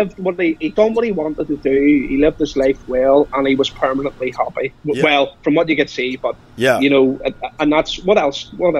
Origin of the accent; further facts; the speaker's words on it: Belfast, Northern Ireland, United Kingdom; I'm from Belfast.